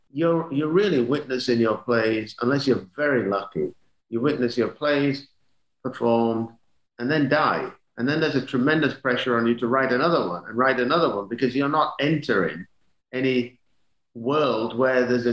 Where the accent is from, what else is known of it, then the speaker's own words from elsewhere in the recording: England, United Kingdom; moved away as an adult; now in United States; I grew up in Europe